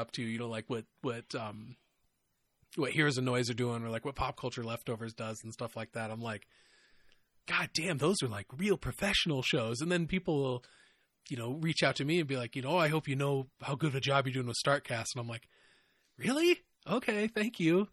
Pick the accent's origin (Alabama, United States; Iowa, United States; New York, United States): Iowa, United States; we're from Iowa and we both say ope when we bump into people